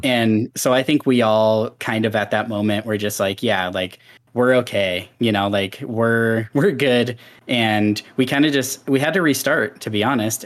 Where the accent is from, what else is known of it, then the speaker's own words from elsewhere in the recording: Seattle, Washington, United States; moved away; also born or lived in Wyoming; We moved from Washington State to Wyoming